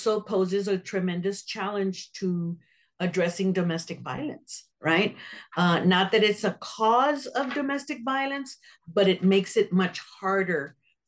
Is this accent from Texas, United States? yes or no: yes; San Antonio, Texas, United States; I am born and raised in San Antonio, Texas. I never have lived anywhere else in my whole life